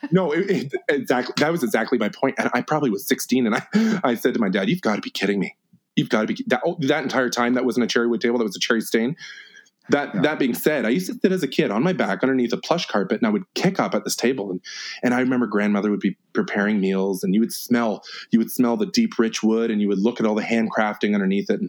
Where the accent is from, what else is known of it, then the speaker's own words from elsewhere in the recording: Georgia, United States; I'm from Georgia.